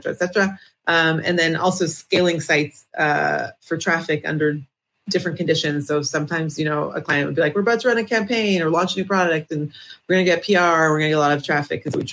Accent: Toronto, Ontario, Canada; now in Israel; I'm originally from Toronto, Canada. Now I live in Israel

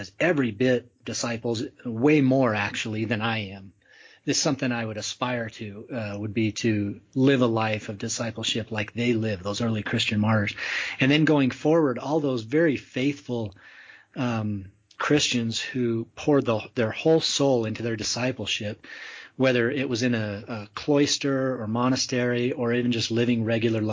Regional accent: Utah, United States; growing up in Utah

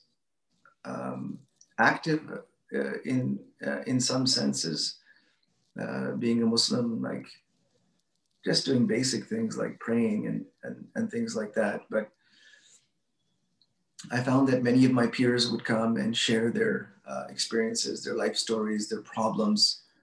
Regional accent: Edmonton, Alberta, Canada; I grew up in Edmonton, Alberta

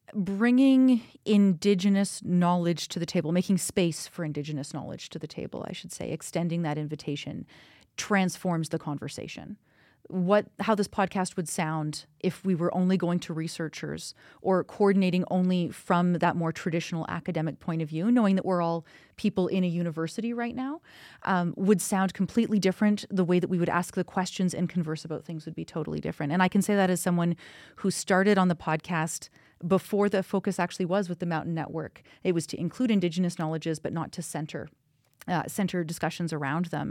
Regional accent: Kamloops, British Columbia, Canada; now in Calgary, Canada; I'm actually from Kamloops and that's in British Columbia.

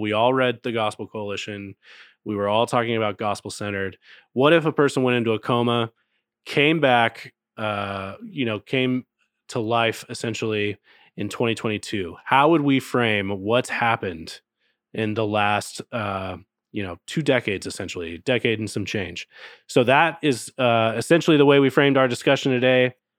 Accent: Texas, United States; I grew up in Texas

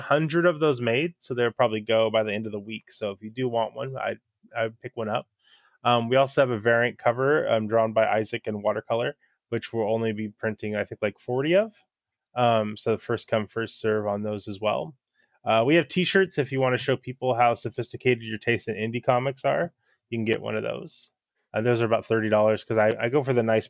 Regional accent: California, United States; moved away as an adult; now in Seattle, United States; I was raised in California

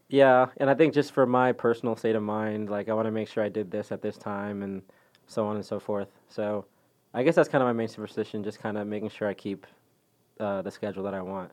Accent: McKinney, Texas, United States; also born or lived in Dallas, Texas / Zimbabwe; I did grow up in McKinney

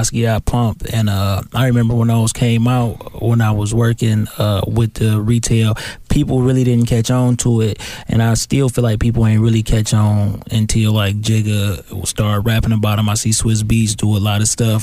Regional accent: Inkster, Michigan, United States; We from Inkster

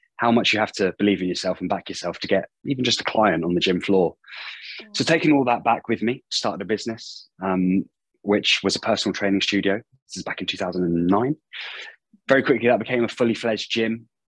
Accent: United Kingdom; moved away as an adult; also born or lived in Auckland, New Zealand; starting at a gym in my hometown in the UK

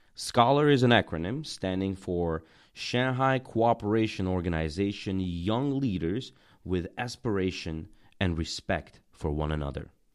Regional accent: Tajikistan; also born or lived in Russia / United States; now in China; I'm from Tajikistan and have lived many years in Russia, the U S, and China.

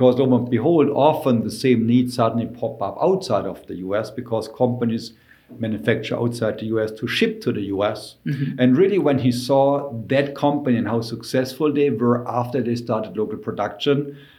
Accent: Germany; English is a second language; now in Ann Arbor, United States; Myself, I came from Germany to the US in 2001. January 31st, 2001, we moved to Ann Arbor, Michigan.

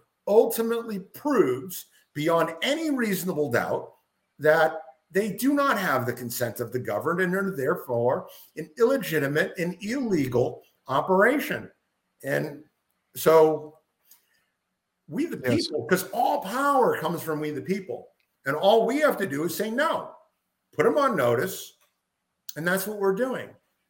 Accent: Lowell, Massachusetts, United States; moved away as an adult; now in Florida, United States; I grew up the city that I grew up in. I grew up in Lowell, Massachusetts, and they had a huge Southeast Asian population.

